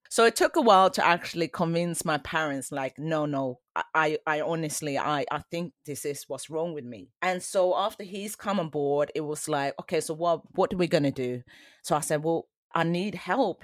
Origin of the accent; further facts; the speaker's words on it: Sweden; moved away; also born or lived in Colombia; I grew up in Sweden in the eighties.